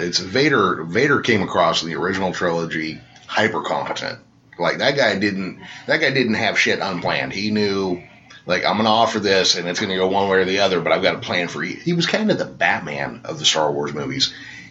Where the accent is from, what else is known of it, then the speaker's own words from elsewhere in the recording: Modesto, California, United States; Yes. So am I.